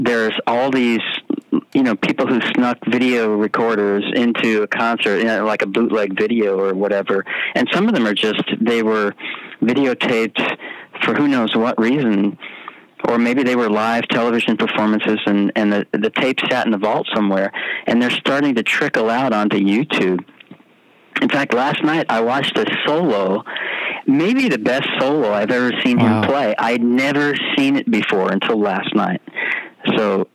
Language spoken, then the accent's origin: English; suburb of New York City, United States; moved away; I grew up in New York City the suburb of New York City